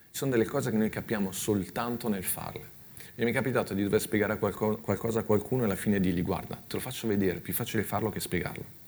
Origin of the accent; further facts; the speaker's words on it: Milan, Lombardy, Italy; io sono cresciuto a Milano